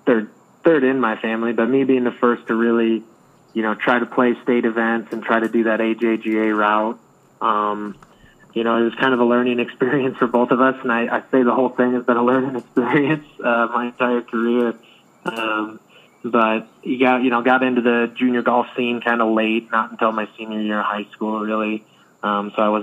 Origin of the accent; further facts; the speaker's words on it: Iowa, United States; I'm from Iowa.